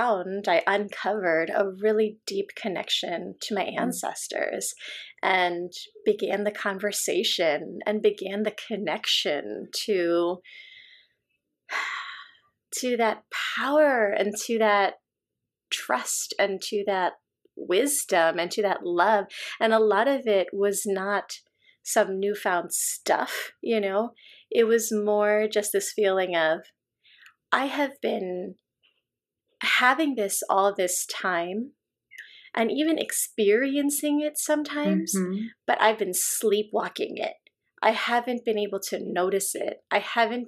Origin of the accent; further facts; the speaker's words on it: United States; also born or lived in Chicago, Illinois / Southern California; I grew up in the US and I wasn't taught to speak our native tongue, which is Malayalam